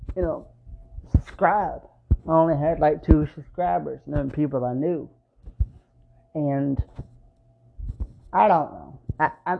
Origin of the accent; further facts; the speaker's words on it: Nashville, Tennessee, United States; moved away as an adult; I was born in Nashville, but I was raised in Antioch.